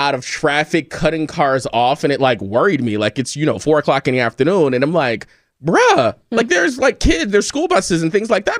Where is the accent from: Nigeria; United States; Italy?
United States; Northeast; now in Los Angeles, United States; I am from the Northeast.